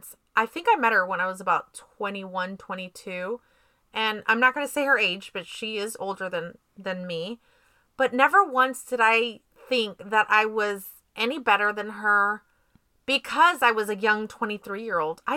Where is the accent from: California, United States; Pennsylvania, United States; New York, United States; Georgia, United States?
California, United States; San Jose; I'm from San Jose